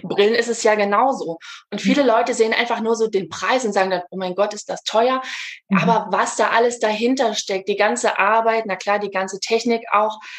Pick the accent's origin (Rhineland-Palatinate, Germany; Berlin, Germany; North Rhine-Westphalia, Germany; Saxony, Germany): Saxony, Germany; Leipzig; ich komme aus Leipzig, bin gebürtige Leipzigerin, wohne auch noch hier